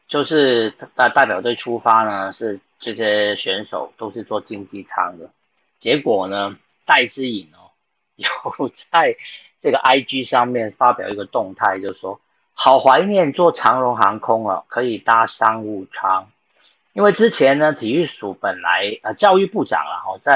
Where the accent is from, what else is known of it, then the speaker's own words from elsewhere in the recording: Taiwan; 就是我们台湾人都会支持你，我们全民都会支持你们去争取好成绩。